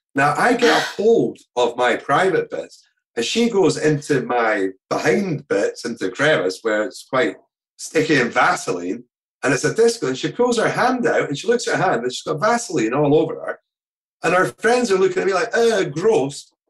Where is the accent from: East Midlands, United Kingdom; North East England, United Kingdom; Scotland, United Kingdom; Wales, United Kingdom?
Scotland, United Kingdom; our Scottish culture and craftsmanship